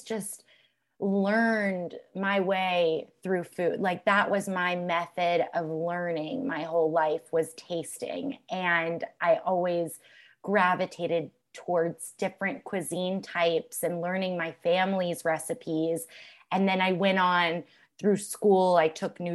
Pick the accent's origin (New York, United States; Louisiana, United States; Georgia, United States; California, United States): Georgia, United States; Alpharetta; I grew up in Alpharetta, Georgia